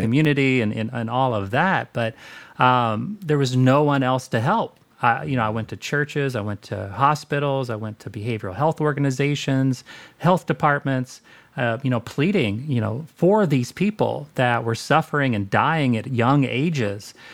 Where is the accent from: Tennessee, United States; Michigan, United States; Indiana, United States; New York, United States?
Indiana, United States; Southern; born and raised in Southern Indiana.